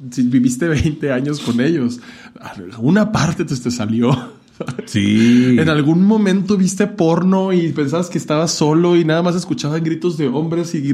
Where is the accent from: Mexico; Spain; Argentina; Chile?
Mexico; Hermosillo, Sonora; moved away; yo me salí de Hermosillo para no hacer eso ya.